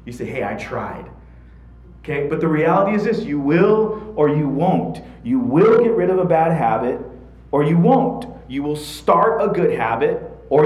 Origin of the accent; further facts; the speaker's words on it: United States; being an American myself